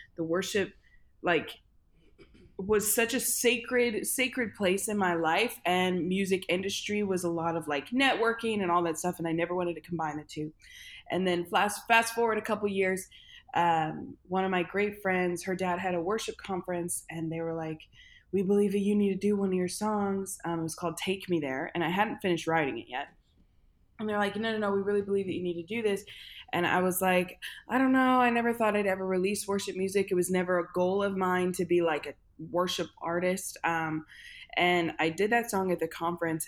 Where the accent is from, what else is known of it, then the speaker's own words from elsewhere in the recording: St. Louis, Missouri, United States; I am from St. Louis, Missouri. I grew up in a really, really musical family.